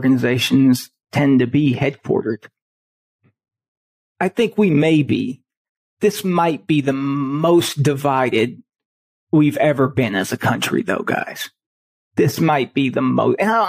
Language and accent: English; Chicago, Illinois, United States; I grew up, I was born in Chicago